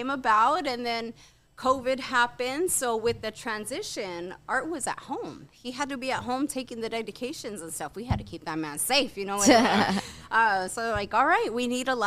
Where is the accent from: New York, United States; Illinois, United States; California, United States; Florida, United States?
California, United States; Indio; I was born and raised in Indio.